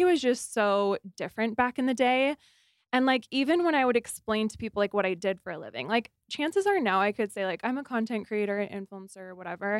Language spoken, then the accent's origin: English; Arizona, United States; now in Utah, United States; I grew up in Arizona